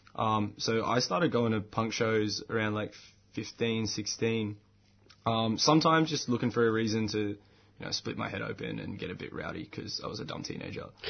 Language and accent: English; Bankstown, New South Wales, Australia; where I grew up in Bankstown